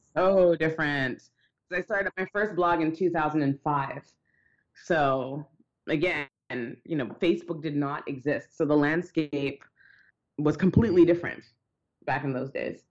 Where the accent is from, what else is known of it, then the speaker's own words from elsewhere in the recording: Toronto, Ontario, Canada; I grew up in Toronto.